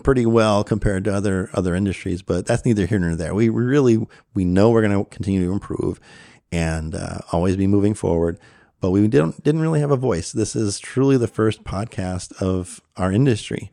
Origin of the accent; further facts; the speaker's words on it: Chicago, Illinois, United States; moved away; also born or lived in Maryland / Conroe, Texas; I was born and raised in the Chicago area